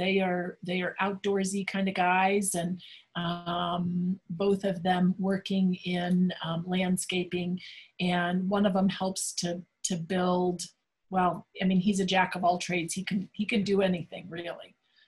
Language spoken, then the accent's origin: English; Dallas, Texas, United States; growing up in Dallas, my mother is the Texan. My dad was from Boston. And so my mother's family was from Fort Worth.